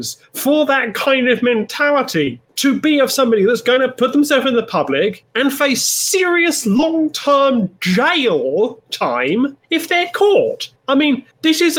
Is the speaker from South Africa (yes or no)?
no; England, United Kingdom; I'm from England.